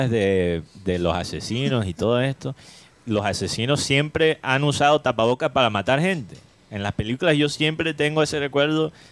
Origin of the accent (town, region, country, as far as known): Cuba; accent: Cuban